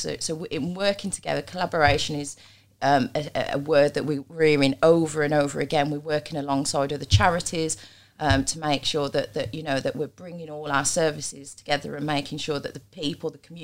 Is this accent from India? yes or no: no; Black Country, West Midlands, United Kingdom; I'm black country.